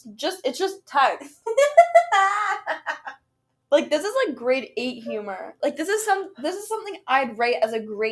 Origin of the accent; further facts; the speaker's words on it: Waterloo, Ontario, Canada; also born or lived in Toronto; I do live in Waterloo permanently. I've lived here my whole life